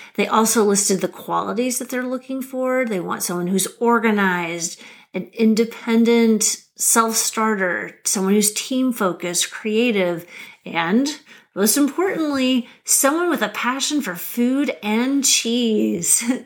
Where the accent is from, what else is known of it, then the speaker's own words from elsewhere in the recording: Lincoln, Nebraska, United States; moved away as an adult; also born or lived in Massachusetts / Washington, District of Columbia, United States; I'm a Nebraska girl. I grew up in Lincoln, Nebraska